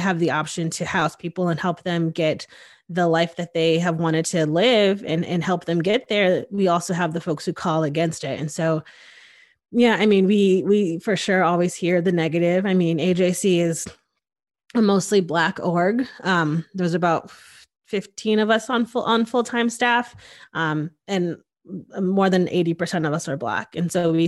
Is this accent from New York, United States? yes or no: no; Connecticut, United States; now in Austin, United States; I'm originally from Connecticut.